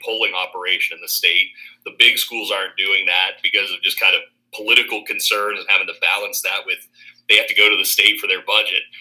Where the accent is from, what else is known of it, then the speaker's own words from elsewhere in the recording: outside of Pittsburgh, Pennsylvania, United States; moved away as an adult; also born or lived in Harrisburg / Boston / Virginia / Philadelphia; now in Mississippi, United States; I grew up outside of Pittsburgh